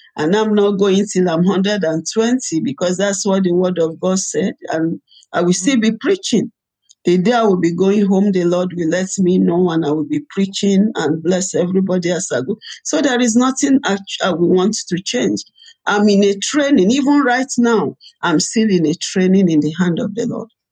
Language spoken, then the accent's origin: English; Ibadan, Oyo, Nigeria; also born or lived in Rivers State, Nigeria / Port Harcourt, Nigeria; we were in, in, Nigeria, in Ibadan, and uh, the war started. I was about ten years